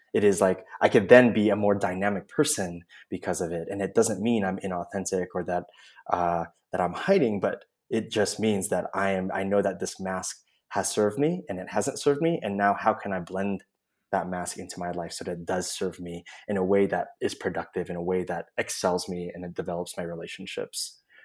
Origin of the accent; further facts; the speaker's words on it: Oakland, California, United States; moved away as an adult; now in San Miguel de Allende, Mexico; I'm originally from the Bay Area. Uh, Oakland is my home, and I now live in San Miguel de Allende, Mexico, with my husband